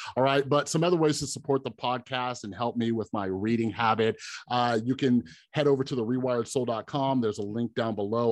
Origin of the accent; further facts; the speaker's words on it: Las Vegas, Nevada, United States; I'm from Vegas